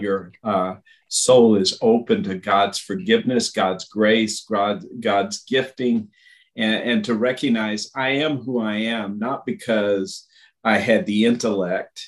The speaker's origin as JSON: {"language": "English", "country": "United States", "also_born_or_lived": "Russia / Brazil", "moved": "as an adult", "said": "As an American, and that's what I was. I was an American, bringing an American culture and American experience"}